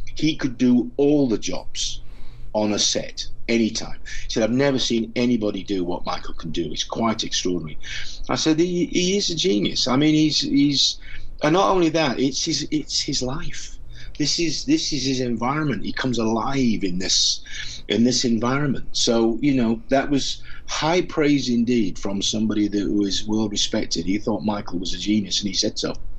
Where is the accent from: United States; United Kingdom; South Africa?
United Kingdom; Doncaster, Yorkshire and the Humber; where I come from in Yorkshire, I was born in Doncaster